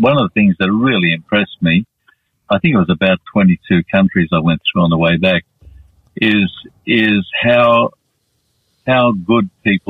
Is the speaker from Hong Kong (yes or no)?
no; Western Australia, Australia; moved away as an adult; also born or lived in Thailand; I had all my schooling in West Australia in three different cities, three different towns.